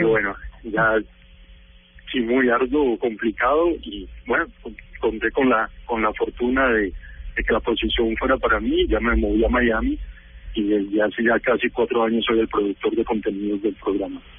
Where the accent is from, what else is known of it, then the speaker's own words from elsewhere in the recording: Pereira, Risaralda, Colombia; moved away as an adult; also born or lived in Texas, United States; now in United States; Yo soy pereirano